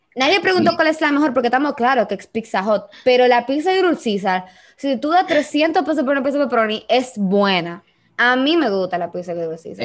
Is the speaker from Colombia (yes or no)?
no; Dominican Republic